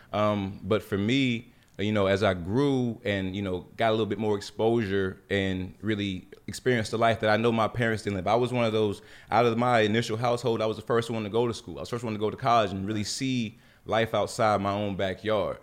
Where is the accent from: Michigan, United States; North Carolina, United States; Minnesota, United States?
North Carolina, United States; Jacksonville; moved away; I lived in, born in Jacksonville, which was a small military town, you know, had a very, very humble beginning